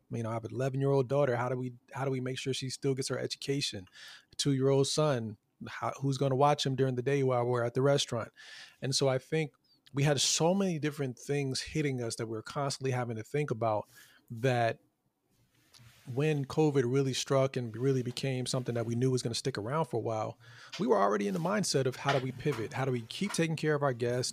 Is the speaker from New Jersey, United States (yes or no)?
no; Fayetteville, North Carolina, United States; moved away; where I grew up in Fayetteville, North Carolina.